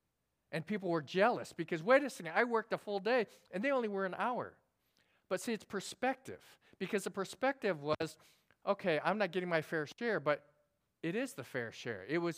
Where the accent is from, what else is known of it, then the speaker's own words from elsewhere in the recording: South Korea; born there; Now, I was born in Korea, and if you know me, I'm kind of serious.